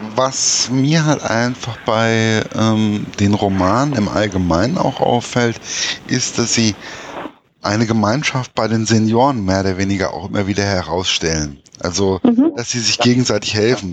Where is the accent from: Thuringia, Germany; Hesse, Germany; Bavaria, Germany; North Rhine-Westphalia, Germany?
Hesse, Germany; als Hesse